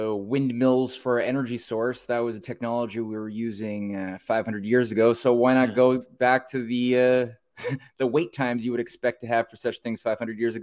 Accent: Canada; I'm a Canadian, so we do things, I think, a little bit differently.

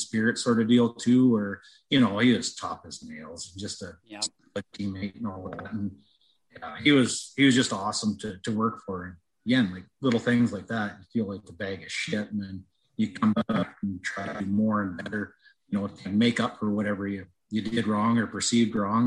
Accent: Western Canada, Canada; I'm from Western Canada

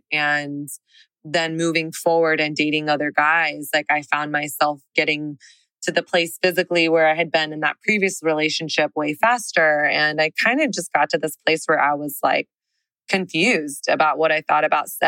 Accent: the South, United States; now in Texas, United States; I didn't grow up in a Christian home, but I grew up in the South.

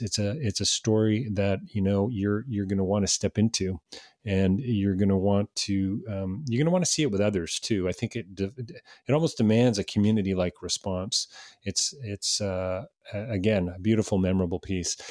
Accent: Canada; as a Canadian

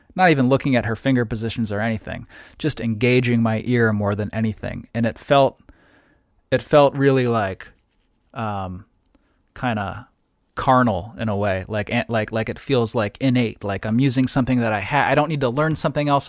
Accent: New Haven, Connecticut, United States; I grew up in New Haven, uh, Connecticut

